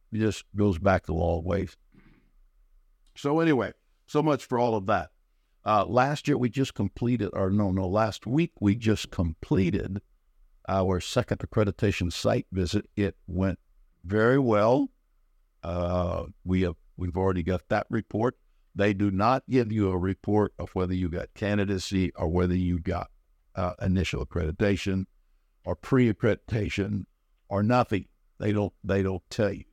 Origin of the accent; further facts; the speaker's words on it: Fresno, California, United States; also born or lived in Visalia, California; I was raised up around Fresno and in Kerman.